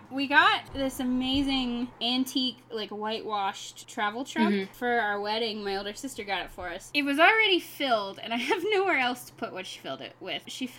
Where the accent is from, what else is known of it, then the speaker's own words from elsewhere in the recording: the South, United States; accent: southern; I just hide my accent really well. If I drink a lot on this podcast at one point, you will find out just how southern I am.